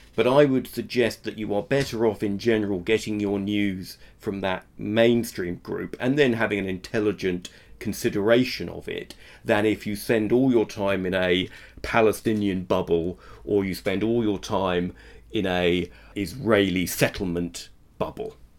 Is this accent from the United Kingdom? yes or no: yes; England, United Kingdom; I'm English